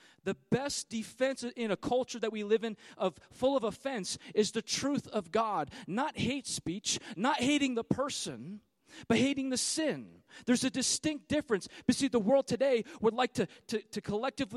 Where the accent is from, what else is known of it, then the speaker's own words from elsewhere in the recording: California, United States; I'm from California